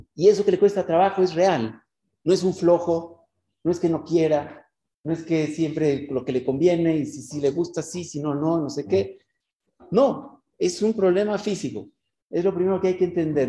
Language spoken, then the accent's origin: Spanish; Mexico; moved away as an adult; now in Israel; Yo soy mexicano y me fui hace como 23 años a Israel